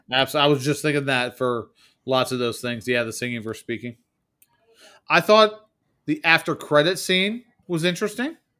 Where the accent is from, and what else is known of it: United States